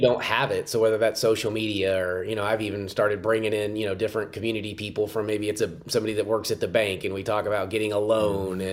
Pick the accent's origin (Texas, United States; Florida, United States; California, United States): Texas, United States; Richardson; now in Morgantown, United States; I'm in Dallas, Texas, Richardson, Texas, suburb of Dallas.